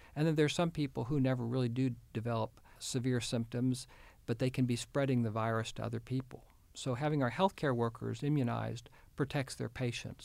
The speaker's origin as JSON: {"language": "English", "town": "Houston", "region": "Texas", "country": "United States", "tie": "born or raised there", "also_born_or_lived": "Kenya", "moved": "as an adult", "lives_now": "Arkansas, United States", "said": "my wife and I grew up in the Houston area"}